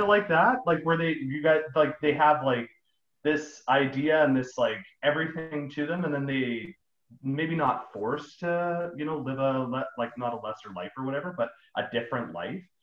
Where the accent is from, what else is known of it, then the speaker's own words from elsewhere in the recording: Vancouver, British Columbia, Canada; we're we're actually from Vancouver. So we have um, we have a very general accent